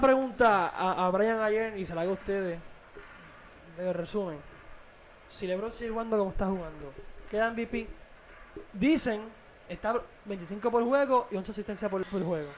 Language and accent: Spanish; Aguadilla, Puerto Rico; also born or lived in Arecibo; Yo nací en, Agua, nací en Arecibo, pero me crié en Aguadilla